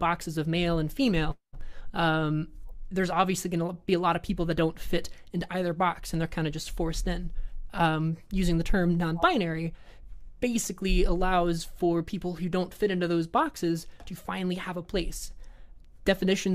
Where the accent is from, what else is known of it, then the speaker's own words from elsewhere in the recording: the South, United States; I grew up in the South